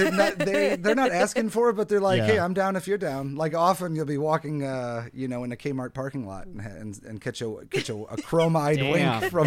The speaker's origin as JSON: {"language": "English", "town": "Arnold", "country": "United States", "tie": "born or raised there", "said": "I am from Arnold."}